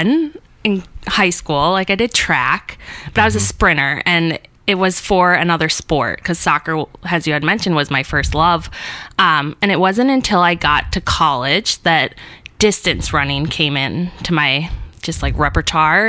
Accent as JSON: {"language": "English", "town": "Duluth", "region": "Minnesota", "country": "United States", "tie": "born or raised there", "said": "born and raised in Duluth"}